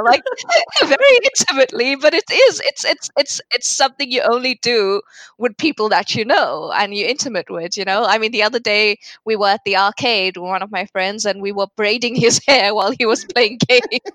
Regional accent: South Africa; moved away; also born or lived in Turkey / United Kingdom; since I left South Africa

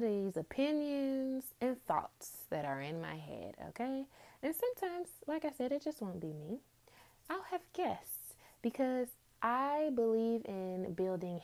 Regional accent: Detroit, Michigan, United States; I grew up in Detroit, Michigan, two-parent home.

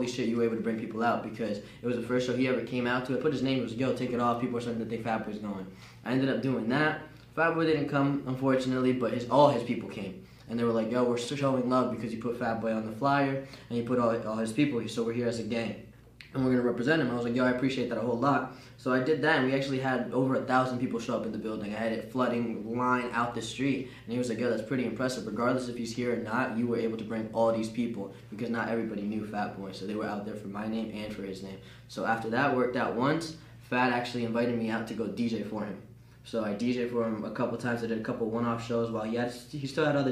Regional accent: New Jersey, United States; Born and raised in New Jersey

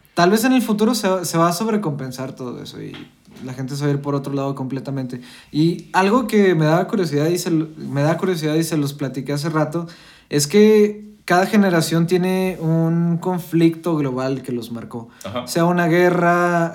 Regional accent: Coahuila, Mexico; nosotros somos de Coahuila, estamos acostumbrados a los dinosaurios

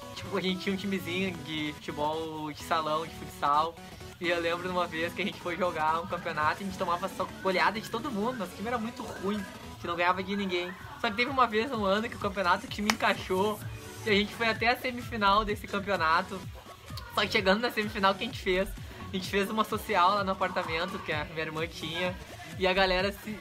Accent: Viamão, Rio Grande do Sul, Brazil; eu cresci aqui, praticamente a minha infância em Viamão, Santa Cecília

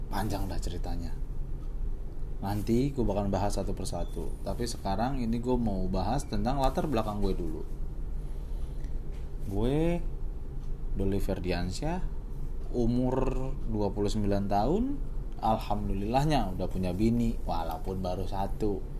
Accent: Tambun, West Java, Indonesia; accent: Betawi (Tambun); also born or lived in Tanjung Priok; tapi gue lahir di Priuk gede di Tambun nah kalau ada yang tahu Tambun itu salah satu kecamatan di Kabupaten Bekasi di sono masih banyak orang-orang Betawi pinggirannya kayak ya Betawi Betawi pinggiran makanya logat gue banyak kan ngikutin logat logat logat di Tambun

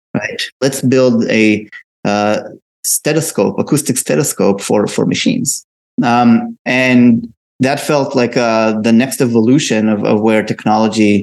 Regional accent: Israel; So I'm originally from Israel. I was born and raised there.

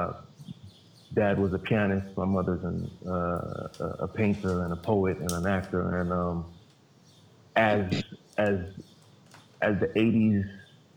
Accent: Brooklyn, New York, United States; I'm from Brooklyn.

